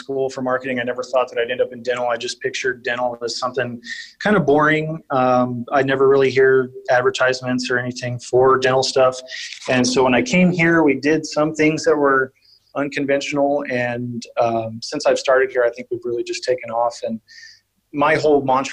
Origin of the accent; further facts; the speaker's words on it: New Braunfels, Texas, United States; also born or lived in San Marcos, Texas / San Antonio, Texas; I was born and raised in New Braunfels, Texas